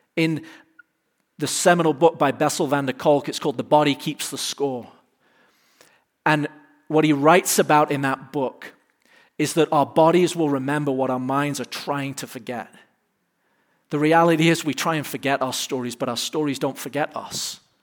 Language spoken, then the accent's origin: English; England, United Kingdom; now in United States; I'm from England